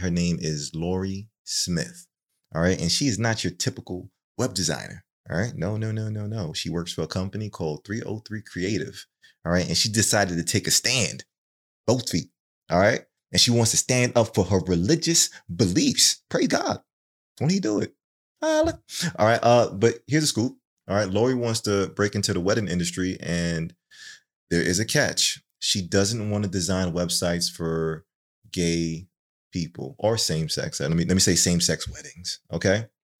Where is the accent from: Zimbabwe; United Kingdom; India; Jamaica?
Jamaica; Is it won? Won. Won. I'm Jamaican.